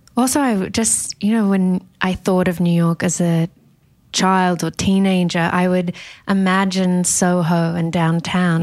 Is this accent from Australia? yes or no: yes; Sydney, New South Wales, Australia; growing up in Sydney